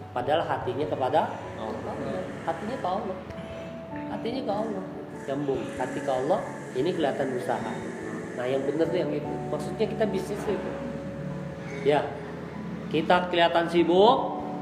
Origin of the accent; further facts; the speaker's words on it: West Java, Indonesia; saya di Tasik ini agak salut tuh kalau saya lihat di orang kita nih orang Sunda yang termasuk dari anak kecilnya sampai ke nenek-neneknya rajin dagang tuh